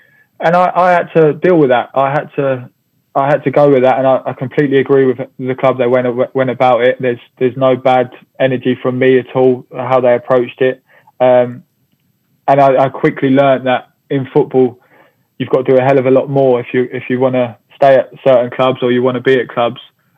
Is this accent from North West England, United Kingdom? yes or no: no; Hemel Hempstead, East of England, United Kingdom; Hemel Hempstead, my hometown.